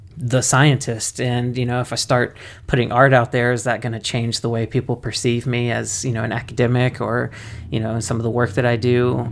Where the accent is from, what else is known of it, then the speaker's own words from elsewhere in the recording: Mississippi, United States; I come from Mississippi where you have to keep that stuff under wraps